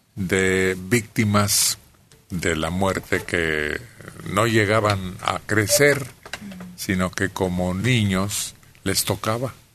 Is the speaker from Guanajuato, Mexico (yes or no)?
yes; Celaya, Guanajuato, Mexico; En Celaya, de donde yo soy